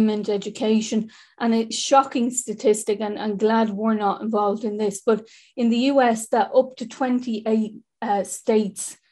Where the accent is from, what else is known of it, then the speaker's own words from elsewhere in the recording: Dublin, Leinster, Ireland; I'm from the North Inner City